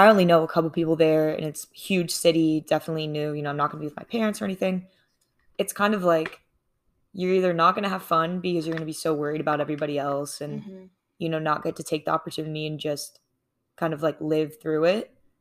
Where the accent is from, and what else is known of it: Charlotte, North Carolina, United States; born or raised there